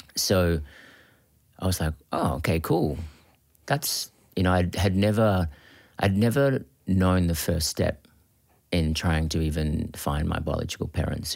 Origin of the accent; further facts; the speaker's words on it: Australia; also born or lived in Philippines; living in Australia and being Australian